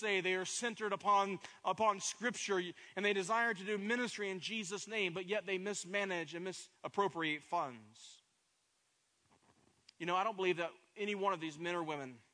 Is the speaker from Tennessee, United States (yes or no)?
yes; Pigeon Forge, Tennessee, United States; moved away as an adult; also born or lived in Plano, Texas; The town that I am from is Pigeon Forge, Tennessee, has 5,000 people in the city